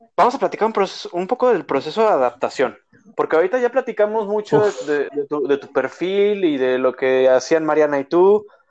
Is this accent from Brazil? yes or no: no; Mexico; moved away; cultura mexicana y en general la latina